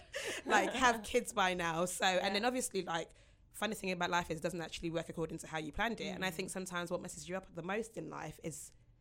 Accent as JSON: {"language": "English", "country": "Nigeria", "said": "being a Nigerian woman who is, since I was 21, been told, where's your husband, where's your husband?"}